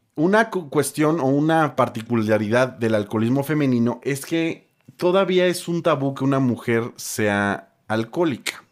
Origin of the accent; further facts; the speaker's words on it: Mexico; como latinos y como mexicanos